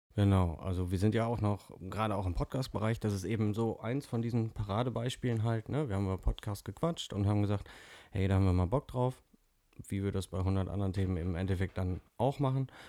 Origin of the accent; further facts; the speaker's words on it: North Rhine-Westphalia, Germany; komme auch aus Nordrhein-Westfalen